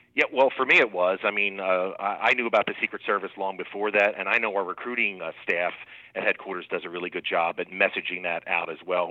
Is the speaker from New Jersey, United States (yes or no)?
yes; Trenton, New Jersey, United States; moved away as an adult; also born or lived in Maryland; now in Americus, United States; was born and raised in Trent, New Jersey, and I still call New Jersey kind of home for me